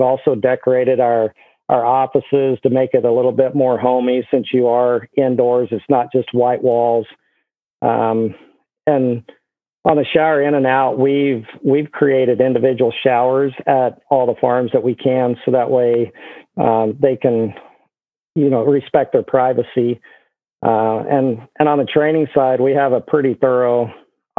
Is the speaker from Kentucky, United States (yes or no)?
no; Guymon, Oklahoma, United States; I grew up in Guymon, Oklahoma